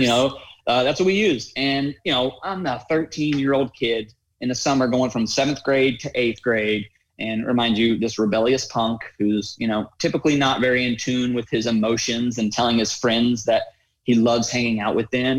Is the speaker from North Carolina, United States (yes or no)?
yes; Raleigh, North Carolina, United States; I grew up in Raleigh, North Carolina, going to a prestigious private school, first grade through 12th grade